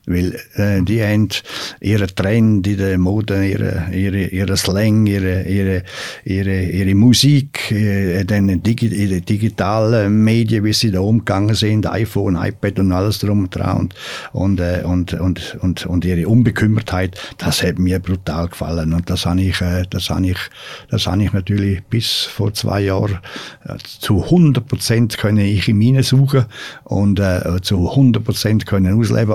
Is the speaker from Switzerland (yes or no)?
yes; Switzerland; vor allem nicht als Schweizer